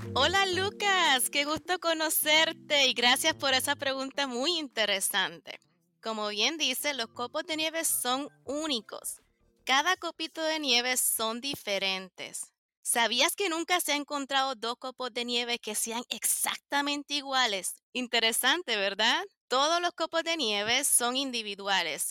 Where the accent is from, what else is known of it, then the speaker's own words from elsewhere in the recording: Puerto Rico; now in United States; Yo soy de Puerto Rico